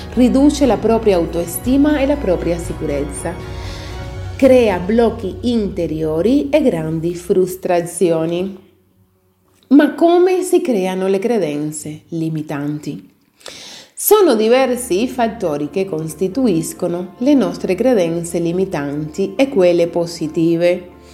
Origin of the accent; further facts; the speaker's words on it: Italy; In Italia attribuiamo un valore altissimo al cibo